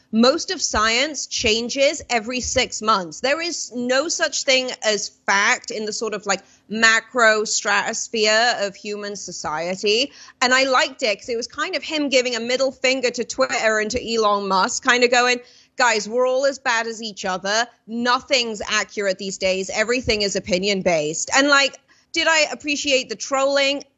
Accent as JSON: {"language": "English", "country": "United Kingdom"}